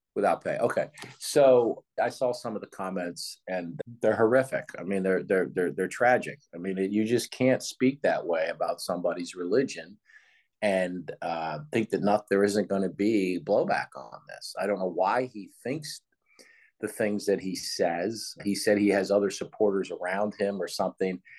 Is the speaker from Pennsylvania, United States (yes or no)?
yes; Philadelphia, Pennsylvania, United States; I was born in Philadelphia